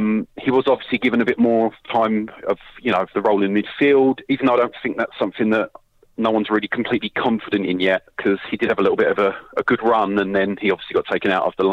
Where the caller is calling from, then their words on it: London, United Kingdom; I'm calling from London.